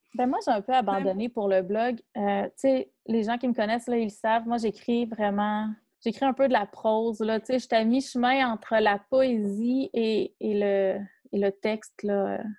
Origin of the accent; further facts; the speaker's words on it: Quebec, Canada; en tant que Québécois